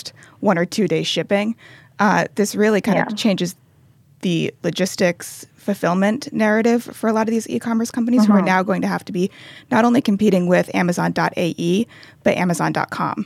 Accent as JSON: {"language": "English", "country": "United States", "said": "as an American shopper"}